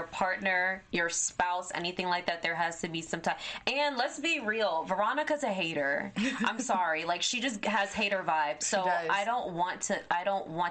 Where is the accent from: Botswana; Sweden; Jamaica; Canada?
Jamaica; moved away; I'm Jamaican, and my boyfriend is in Jamaica as well